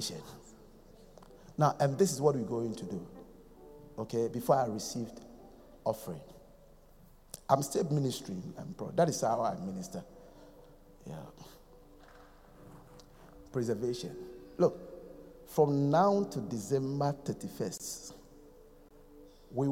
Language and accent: English; Accra, Greater Accra, Ghana; I am from Kolegono.